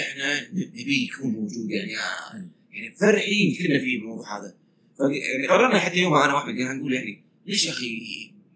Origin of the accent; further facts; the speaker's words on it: Kuwait; قلنا من الكويت